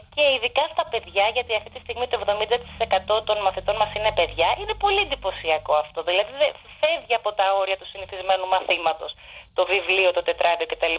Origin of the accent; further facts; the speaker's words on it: Aigio, West Greece, Greece; moved away as an adult; now in London, United Kingdom; Κατάγομαι, καλά είμαι από την Ελλάδα και κατάγομαι από το Αίγυο. Στο Αίγυο δηλαδή έχω μεγαλώσει